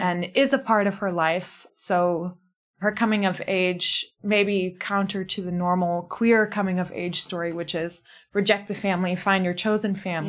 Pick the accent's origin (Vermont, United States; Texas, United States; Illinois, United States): Illinois, United States; Fox Lake; moved away as an adult; now in Cape Town, South Africa; I am an author from Fox Lake, Illinois